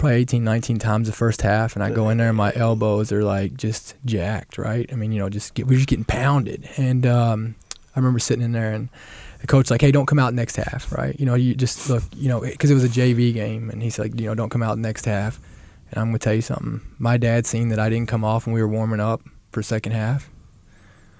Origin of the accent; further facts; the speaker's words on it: Columbia, Kentucky, United States; I grew up in Columbia, Kentucky.